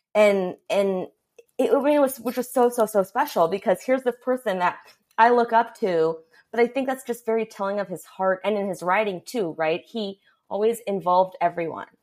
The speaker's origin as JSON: {"language": "English", "town": "Los Angeles", "region": "California", "country": "United States", "tie": "born or raised there", "said": "I was only aware of the things in my surroundings in, you know, Studio City area"}